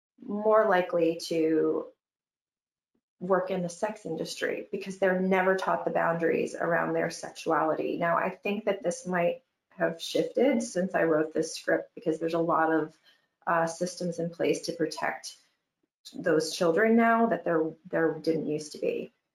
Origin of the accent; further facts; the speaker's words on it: Michigan, United States; Growing up in Michigan, you know, things are a little conservative and a little prudy.